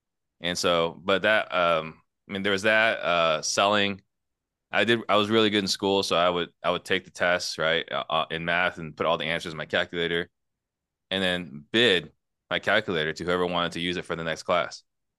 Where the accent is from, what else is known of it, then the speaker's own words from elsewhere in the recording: Italy; born there; I was actually born in Italy. I was born in Italy in a refugee camp, right?